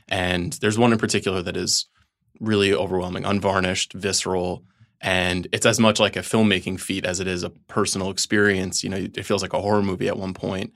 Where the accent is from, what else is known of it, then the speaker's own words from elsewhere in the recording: Long Island, New York, United States; I am from Long Island